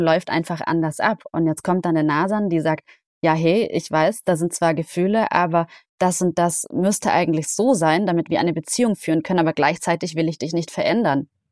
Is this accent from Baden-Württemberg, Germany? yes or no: yes; Isny im Allgäu, Baden-Württemberg, Germany; moved away; in Isnim Allgäu, in meiner Heimat